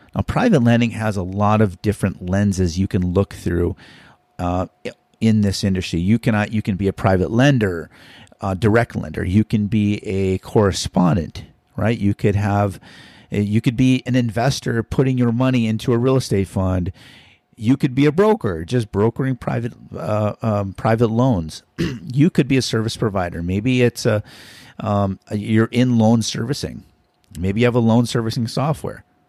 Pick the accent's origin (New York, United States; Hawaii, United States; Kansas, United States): Hawaii, United States; we're from Hawaii.